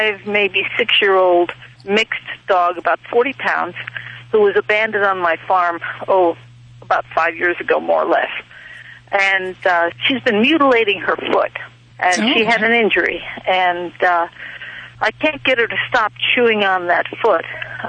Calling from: Ferguson Valley, Pennsylvania, United States; I'm calling from Ferguson Valley, which is near Lewistown in Pennsylvania.

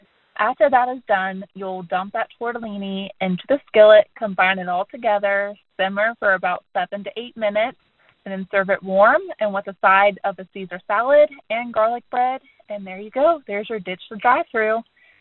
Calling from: Martins Ferry, Ohio, United States; I'm calling from Martins Ferry, Ohio.

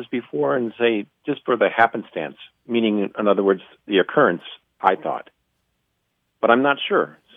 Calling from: Iron Mountain, Michigan, United States; Iron Mountain, Michigan.

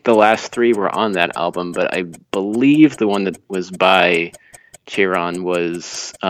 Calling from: Seattle, Washington, United States; I'm calling from just outside Seattle, Washington.

